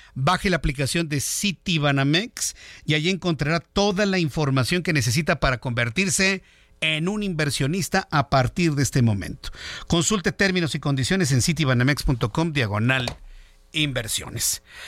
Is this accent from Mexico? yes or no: yes; Mexico; millones de mexicanos